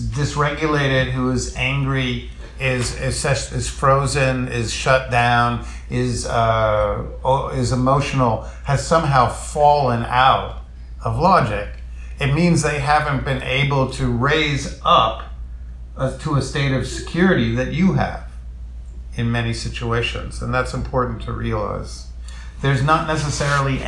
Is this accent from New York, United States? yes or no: yes; New York City, New York, United States; I'm a Jew from the Lower East Side